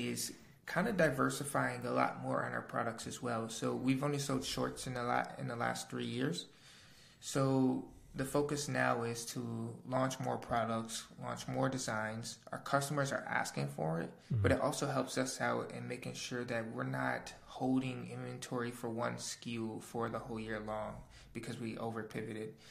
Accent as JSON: {"language": "English", "region": "Wisconsin", "country": "United States", "also_born_or_lived": "Chicago / Tulum / Bali", "moved": "as an adult", "lives_now": "Austin, United States", "said": "I lived in Chicago and I'm from Wisconsin"}